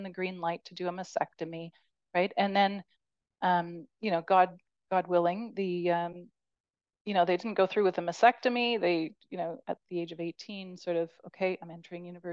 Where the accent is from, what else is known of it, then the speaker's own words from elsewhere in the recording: Canada; as a Canadian